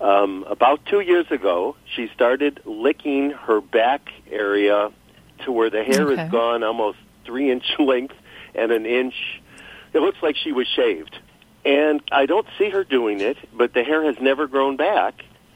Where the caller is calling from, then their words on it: Los Angeles, California, United States; In Los Angeles, California.